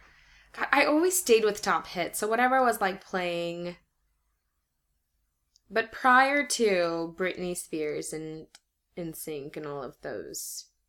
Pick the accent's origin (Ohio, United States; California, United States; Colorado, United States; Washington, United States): Washington, United States; Port Orchard; I grew up in Port Orchard, which is a tiny, tiny place.